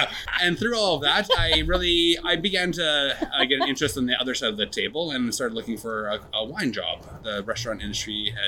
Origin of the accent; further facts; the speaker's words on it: Vibank, Saskatchewan, Canada; now in British Columbia, Canada; So the actual story is I grew up in rural Saskatchewan.